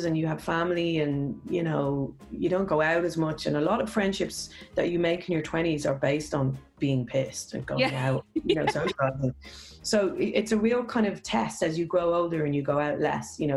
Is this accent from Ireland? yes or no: yes; Ireland; being Irish